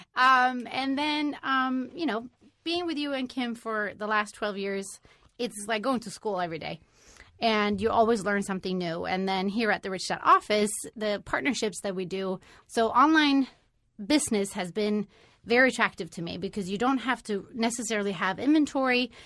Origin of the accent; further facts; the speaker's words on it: Sweden; now in United States; I am originally from Sweden